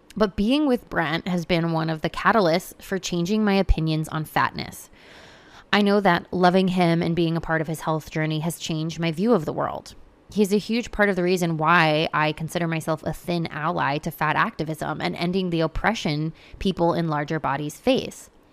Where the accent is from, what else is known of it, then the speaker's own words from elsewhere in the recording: United States; I grew up in America